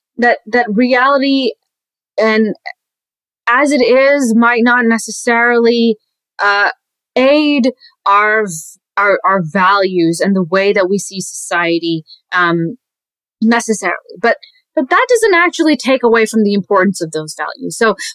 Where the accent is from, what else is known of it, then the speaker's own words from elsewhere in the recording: Pakistan; born there; I was born in Pakistan, so that means that I'm not.